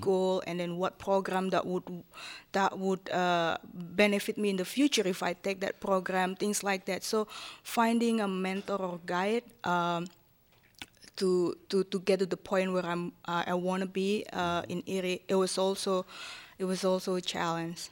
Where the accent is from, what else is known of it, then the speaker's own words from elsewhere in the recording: Japan; English is a second language; moved away as an adult; now in Erie, United States; I grew up in, in, as a Japanese woman in an Asian country